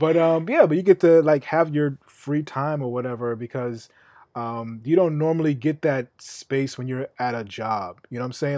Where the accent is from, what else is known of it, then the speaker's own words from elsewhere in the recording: New York City, New York, United States; I'm from Queens.